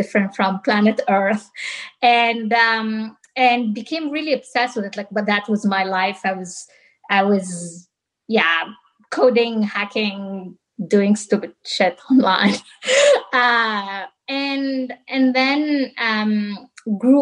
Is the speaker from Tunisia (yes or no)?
yes; southern Tunisia, Tunisia; now in San Francisco, United States; I was born and raised in Tunisia. I'm from the south of Tunisia, the desert.